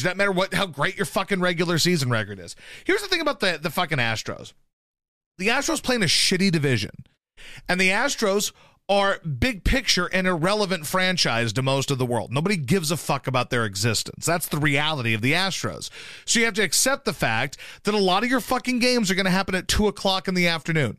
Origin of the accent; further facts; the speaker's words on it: Baton Rouge, Louisiana, United States; moved away; also born or lived in Poplar Bluff, Missouri / Houston, Texas / Philadelphia; I spent the bulk of my childhood and my life in Baton Rouge, Louisiana